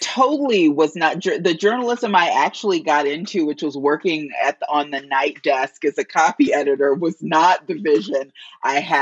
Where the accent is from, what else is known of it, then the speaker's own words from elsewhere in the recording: Gary, Indiana, United States; I grew up in Gary, Indiana